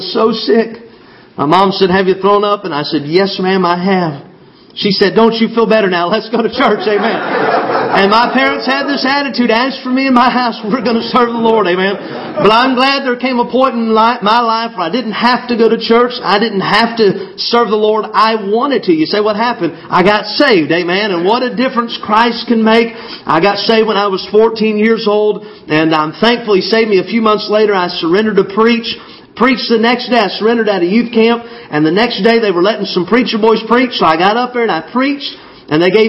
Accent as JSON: {"language": "English", "region": "Arkansas", "country": "United States", "tie": "born or raised there", "also_born_or_lived": "Illinois", "said": "I was born in Illinois, but we moved to Arkansas when I was about 8 years old"}